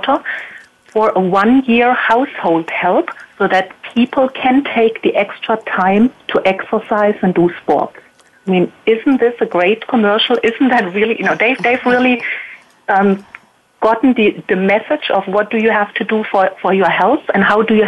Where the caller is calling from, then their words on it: Baden-Württemberg, Germany; Yes, it's in southern Germany, close to Heidelberg.